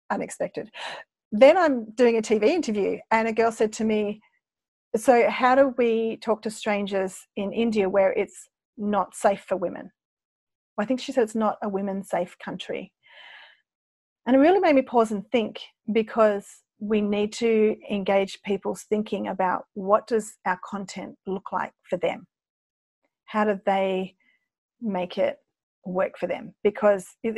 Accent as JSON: {"language": "English", "country": "Australia", "said": "I'm an Aussie"}